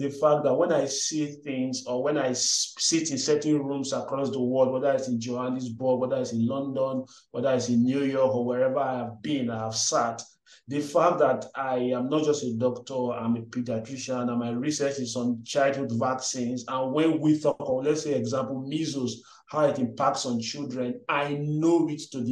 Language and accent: English; Nigeria; English is a second language; moved away as an adult; also born or lived in Delta State, Nigeria / Benin City, Edo State, Nigeria / Aberdeen, Scotland; now in Gambia; I'm Nigerian. I was born in Delta State, I think. Yeah, I'm right. Then had some primary, secondary school mix between Delta and Edo State